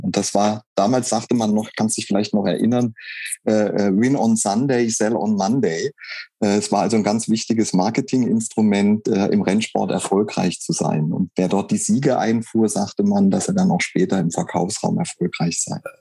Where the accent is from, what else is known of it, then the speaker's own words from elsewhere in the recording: Saarland, Germany; moved away; also born or lived in Lake Constance / Wuppertal; Jetzt bin ich nicht gebürtig aus dem Saarland, sondern ich bin am Bodensee geboren, aber ich bin im Saarland aufgewachsen